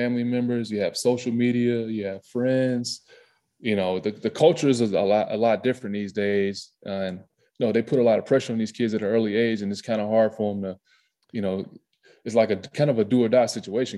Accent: the South, United States; moved away as an adult; growing up in the South

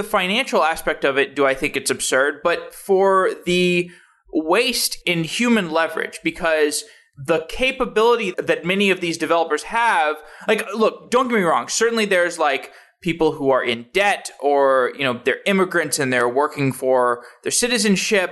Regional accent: Austin, Texas, United States; now in Seattle, United States; I grew up in Austin

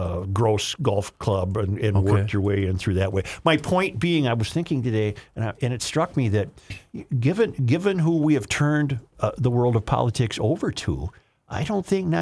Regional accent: United States; I grew up in the Twin Ports, and both Duluth and Superior are strongly Democrat

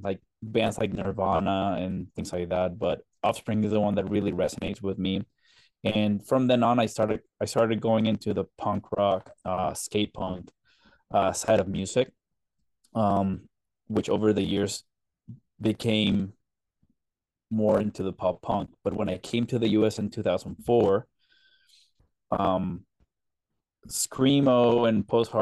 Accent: Colombia; moved away; I grew up in Colombia, South America

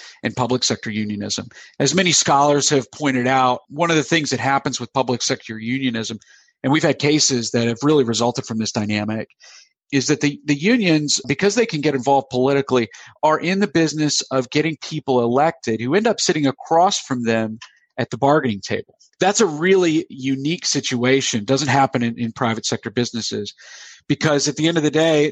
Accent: United States; also born or lived in South Carolina / Florida; now in Pennsylvania, United States; I grew up in South Carolina and Florida

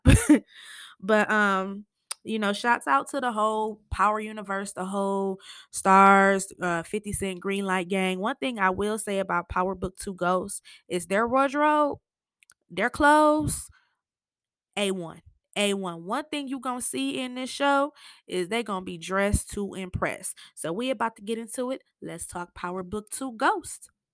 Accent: Michigan, United States; I'm from Michigan

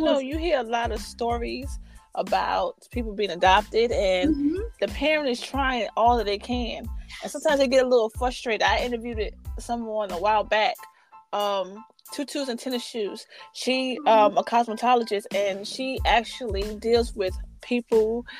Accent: New York City, New York, United States; moved away; I'm from Harlem originally.

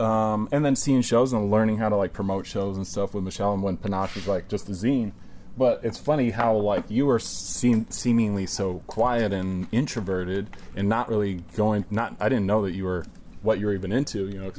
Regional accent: Virginia, United States; moved away; also born or lived in Arcata, California; I grew up in a small town, Virginia.

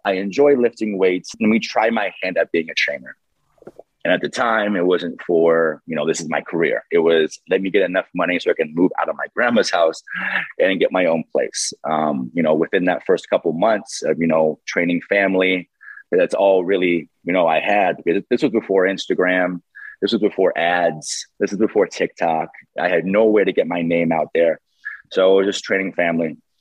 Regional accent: San Diego, California, United States; born and raised in San Diego

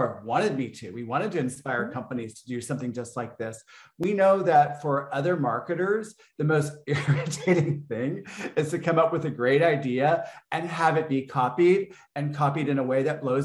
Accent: Texas, United States; growing up in Texas as a gay man

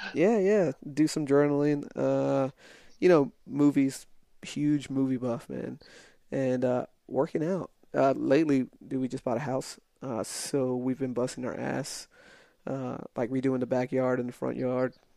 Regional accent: El Paso, Texas, United States; moved away; I'm from uh from El Paso, and uh, so border town

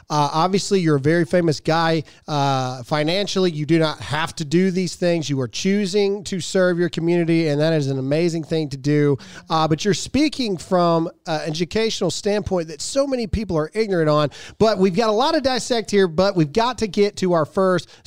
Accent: Mississippi, United States; I'm from Mississippi.

